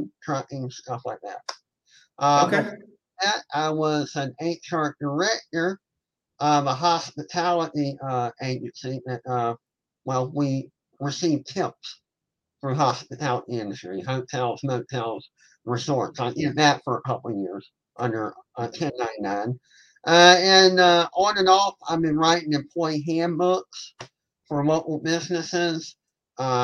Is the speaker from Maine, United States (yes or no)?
no; Savannah, Georgia, United States; I am from Savannah, Georgia. I'm a long-time resident. I did take off for a couple years for college, but of course I came home